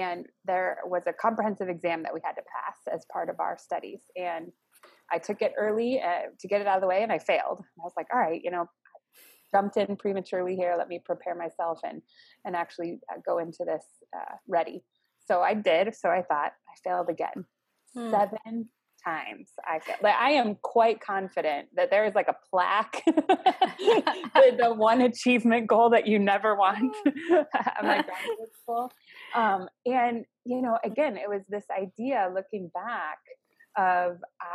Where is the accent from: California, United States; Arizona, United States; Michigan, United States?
Arizona, United States; Phoenix; moved away as an adult; also born or lived in Scottsdale, Arizona; now in Chicago, United States; we grew up in Phoenix and then Scottsdale area. went to high school in Arizona, graduated from Arizona State. So Arizona is like home for me.